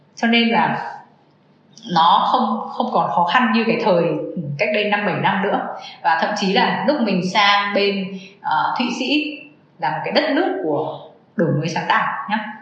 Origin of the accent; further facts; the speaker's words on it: Vietnam; người mình là người Việt Nam